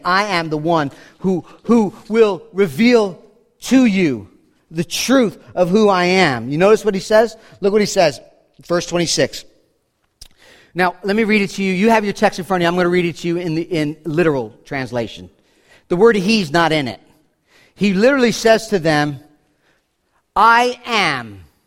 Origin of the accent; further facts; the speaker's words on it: New York City, New York, United States; I'm from New York City